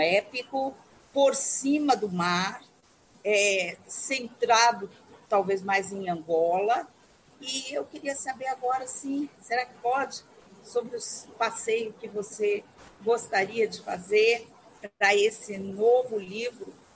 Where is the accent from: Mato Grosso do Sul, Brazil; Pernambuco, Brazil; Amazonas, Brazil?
Mato Grosso do Sul, Brazil; also born or lived in São Paulo / Rio de Janeiro; Eu sou aqui de Mato Grosso do Sul, então é região centro-oeste, Cerrado, e passei oito anos em São Paulo